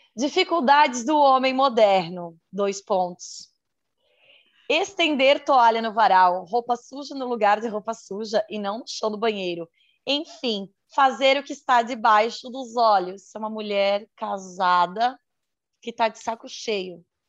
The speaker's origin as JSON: {"language": "Portuguese", "region": "Santa Catarina", "country": "Brazil", "said": "sou de Santa Catarina"}